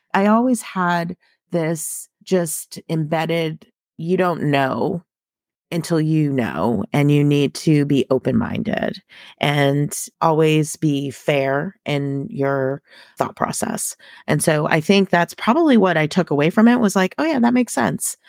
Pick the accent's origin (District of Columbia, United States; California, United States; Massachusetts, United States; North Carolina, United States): Massachusetts, United States; suburbs outside Boston; now in Texas, United States; I grew up in Massachusetts, um, and both my mom and dad also grew up in Massachusetts, so we were in the suburbs, um, outside the city of Boston.